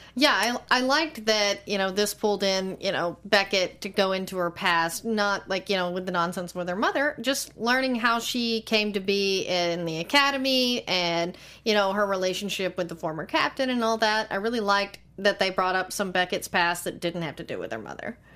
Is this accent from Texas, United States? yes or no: yes; Texas, United States; I'm from Texas. We put hot sauce on everything, including eggs